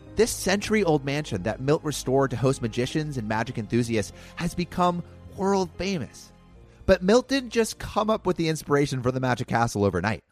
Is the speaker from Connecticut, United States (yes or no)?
no; Los Angeles, California, United States; growing up around Hollywood.